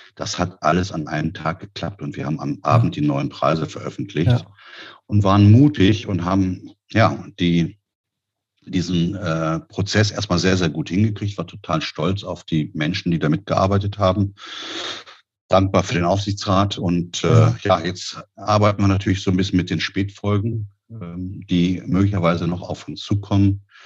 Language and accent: German; Peine, Lower Saxony, Germany; moved away as an adult; also born or lived in Neumünster / Düsseldorf; now in Berlin, Germany; ich komme aus Niedersachsen, Aha. Äh, der Stadt Peine äh, zwischen Hannover und Braunschweig